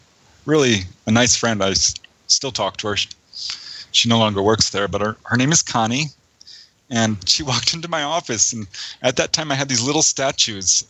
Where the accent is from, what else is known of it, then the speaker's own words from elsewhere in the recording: Topanga, California, United States; also born or lived in San Fernando Valley; I grew up in Topanga Canyon